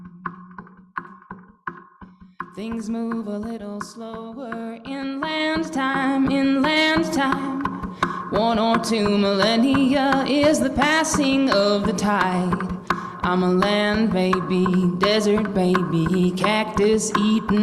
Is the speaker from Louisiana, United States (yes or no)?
no; New Mexico, United States; moved away; also born or lived in San Francisco; I'm from New Mexico, so I didn't quite understand the ocean